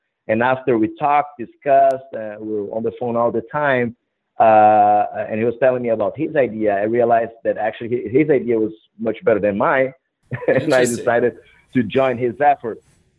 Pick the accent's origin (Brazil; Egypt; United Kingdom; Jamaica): Brazil; moved away as an adult; also born or lived in Madrid / Philadelphia; now in New York, United States; I grew up in Brazil, actually.